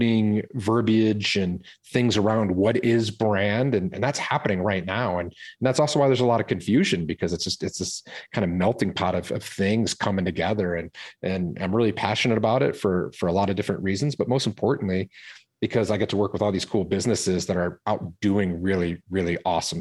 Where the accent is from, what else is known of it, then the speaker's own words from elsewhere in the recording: Detroit, Michigan, United States; also born or lived in California; now in Boulder, Colorado, United States; I grew up in Detroit, Michigan.